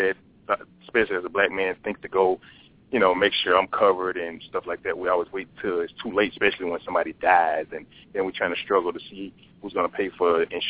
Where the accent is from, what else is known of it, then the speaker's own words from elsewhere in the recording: Chattanooga, Tennessee, United States; now in New York, United States; I've been living in New York. I'm originally from Chattanooga